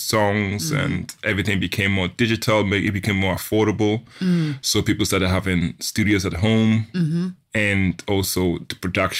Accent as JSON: {"language": "English", "country": "Switzerland", "tie": "born or raised there", "first_language": "German", "second_language": "English", "said": "my first language is German. Because I was brought up in Switzerland as mm-hmm. part of my youth and stuff."}